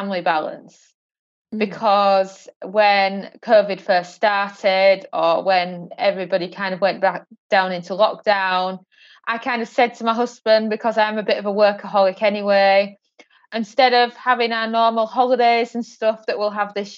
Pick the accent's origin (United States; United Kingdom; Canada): United Kingdom; now in Portugal; we currently reside in Portugal, even though we're British born